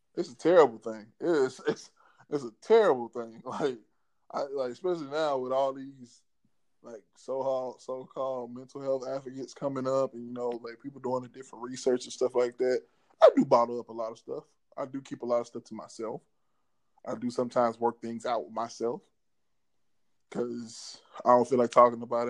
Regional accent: Memphis, Tennessee, United States; also born or lived in Mississippi (birthplace, hometown) / Dallas, Texas; Came back to Memphis after my sixth grade year and went to my seventh grade year

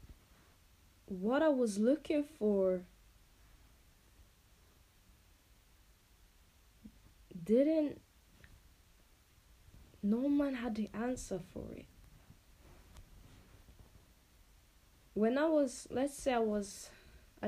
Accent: Finspång, Östergötland, Sweden; also born or lived in Angola; I live in a small town called Finspång in Sweden. I am not Swedish. I am from Angola, actually, and I came to Sweden together with my family when I was, you can say, I was around 5 years old. So I've been here pretty much my whole entire life, and yeah, I grew up here

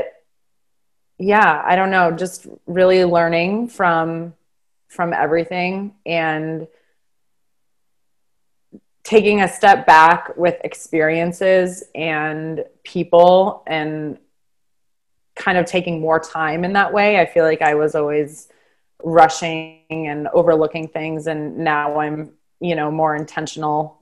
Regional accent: Boston, Massachusetts, United States; moved away as an adult; also born or lived in New York; now in St. Louis, United States; I was born and raised in Boston, Massachusetts

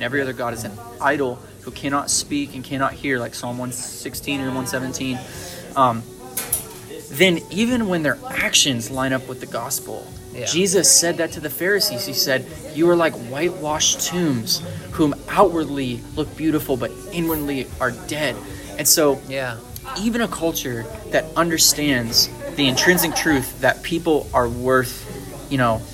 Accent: United States; I'm an American

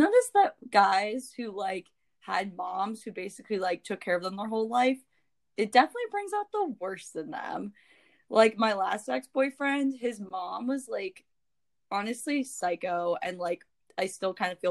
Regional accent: Florida, United States; moved away; I'm also originally from Florida

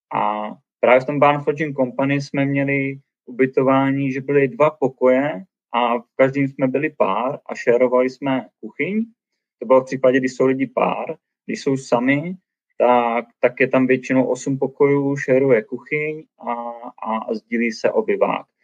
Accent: Brno, South Moravian Region, Czechia; first language Czech; moved away as an adult; now in Banff, Canada; my jsme z Brna

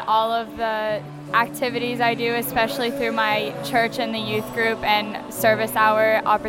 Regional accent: Orient, Ohio, United States; Orient, Ohio.

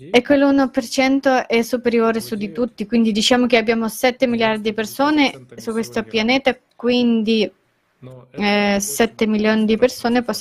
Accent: India; Italian is a second language; Io per esempio sono un indiano

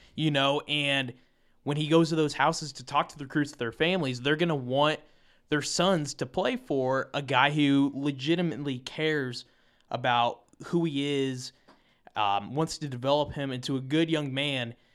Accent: Iowa, United States; I'm from Iowa

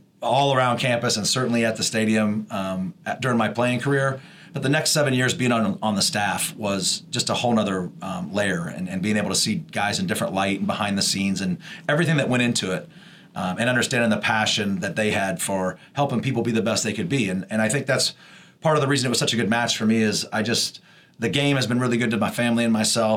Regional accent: Indianapolis, Indiana, United States; moved away as an adult; now in Charleston, United States; I'm actually from Indianapolis. So grew up on the east side of Indianapolis, and my mom moved to the northeast side when I was in high school

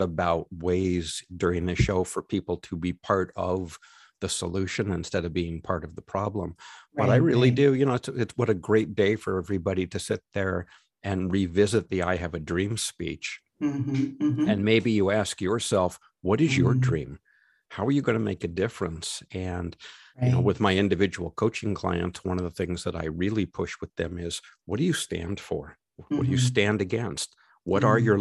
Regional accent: California, United States; I grew up here in California

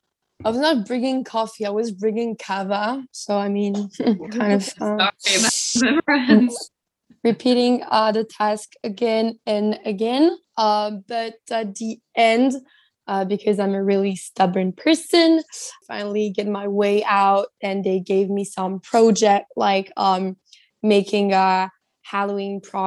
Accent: Belgium; also born or lived in Tunisia; now in Amsterdam, Netherlands; I'm from Belgium and Tunisia, and I'm doing my second internship right now in Amsterdam.

